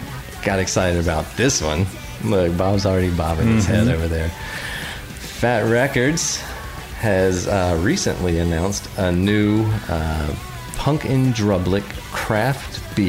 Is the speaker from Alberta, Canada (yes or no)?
no; Manitoba, Canada; No, I'm from Manitoba, the Great White North.